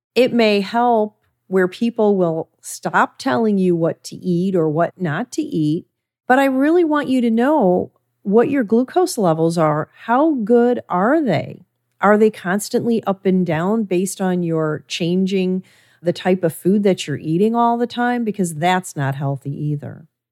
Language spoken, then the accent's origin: English; Midwest, United States; I was raised in the Midwest